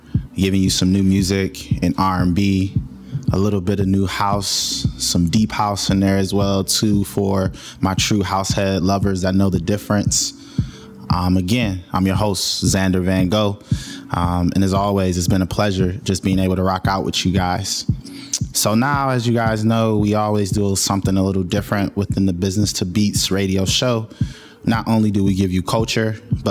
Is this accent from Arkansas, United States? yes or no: no; Michigan, United States; From my home state